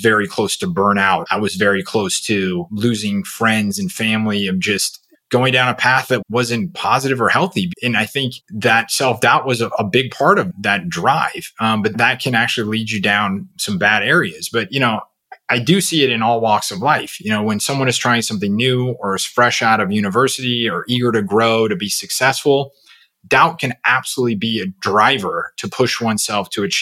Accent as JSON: {"language": "English", "town": "Seattle", "region": "Washington", "country": "United States", "tie": "born or raised there", "said": "I grew up in the Seattle area"}